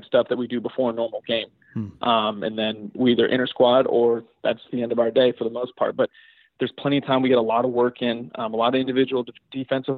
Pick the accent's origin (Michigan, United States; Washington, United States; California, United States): California, United States; Bay Area; I grew up outside the Bay Area.